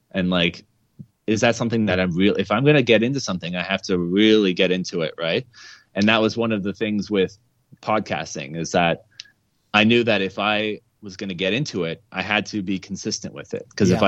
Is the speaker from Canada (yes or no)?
yes; Mississauga, Ontario, Canada; I grew up in Mississauga, actually, just outside of Toronto.